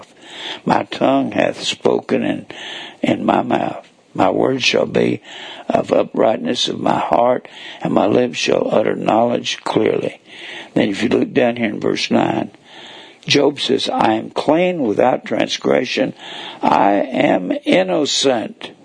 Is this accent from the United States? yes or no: yes; North Texas, United States; moved away; I was raised in North Texas